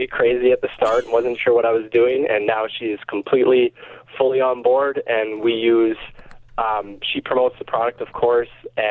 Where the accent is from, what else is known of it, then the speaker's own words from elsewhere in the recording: Miami, Manitoba, Canada; I grew up here my whole life